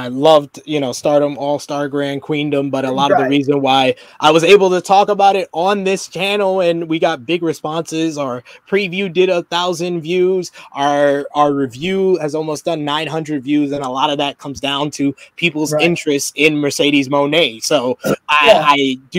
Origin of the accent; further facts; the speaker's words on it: United Kingdom; because I'm this British kid who has done it on the indie shows